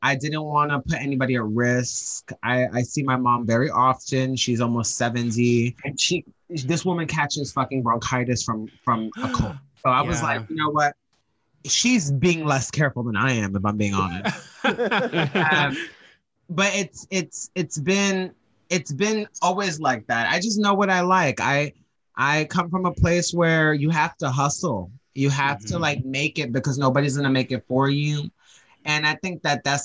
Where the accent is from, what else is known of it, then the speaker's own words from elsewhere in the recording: New York, United States; a New Yorker who's native